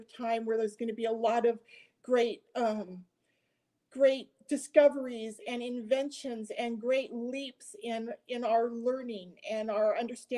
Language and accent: English; United States; I was a little girl growing up in America